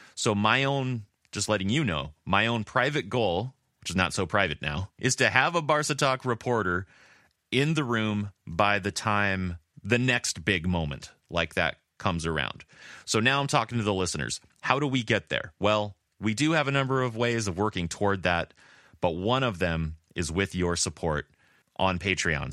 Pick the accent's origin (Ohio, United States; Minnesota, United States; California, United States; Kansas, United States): California, United States; Oceanside; where I was born in Oceanside, California